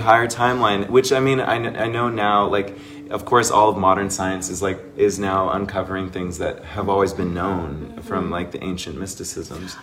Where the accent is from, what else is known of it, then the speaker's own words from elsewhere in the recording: Seattle, Washington, United States; now in Sedona, United States; I'm from Seattle